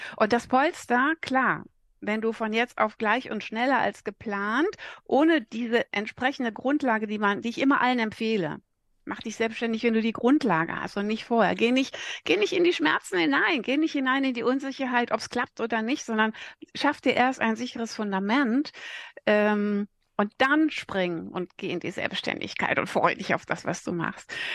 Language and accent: German; Sauerland, North Rhine-Westphalia, Germany; ich bin ein Sauerländer Mädel